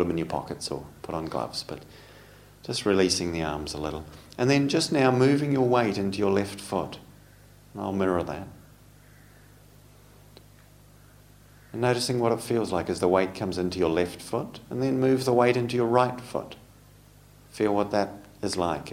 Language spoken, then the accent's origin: English; New Zealand; moved away; I come from New Zealand. We call them jerseys in New Zealand